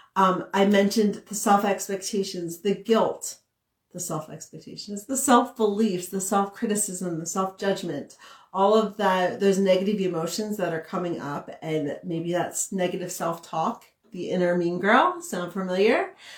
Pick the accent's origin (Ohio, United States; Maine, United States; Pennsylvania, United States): Pennsylvania, United States; outside of Philadelphia; also born or lived in Billings, Montana; now in Montana, United States; growing up in Pennsylvania, outside I was from outside of Philadelphia